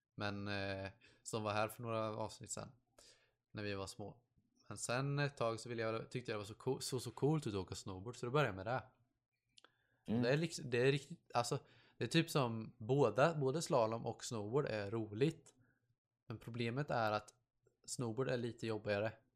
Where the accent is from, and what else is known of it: Sweden; born or raised there; first language Swedish